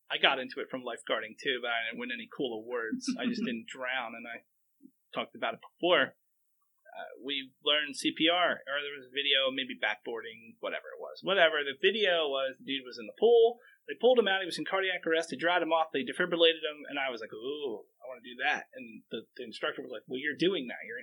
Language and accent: English; Pennsylvania, United States; I think it's probably different because I came from Pennsylvania